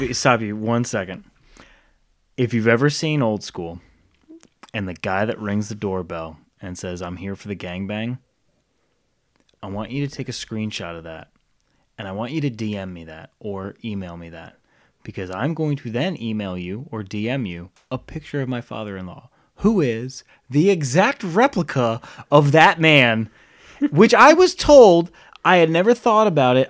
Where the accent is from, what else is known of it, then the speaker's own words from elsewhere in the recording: Rhode Island, United States; now in Charlotte, United States; I grew up in Rhode Island, moved down here to Charlotte.